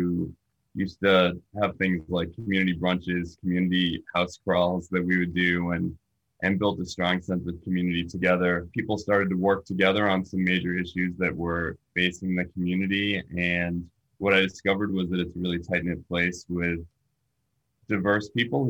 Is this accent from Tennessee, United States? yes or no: no; Arlington, Massachusetts, United States; also born or lived in England; I grew up mostly around Greater Boston, a lot of the time in Arlington, except for a year that I lived in England